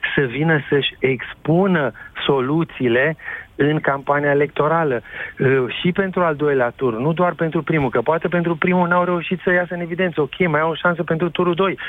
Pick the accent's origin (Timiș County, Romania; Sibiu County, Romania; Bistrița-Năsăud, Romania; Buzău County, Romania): Timiș County, Romania; Timișoara; sunt timișorean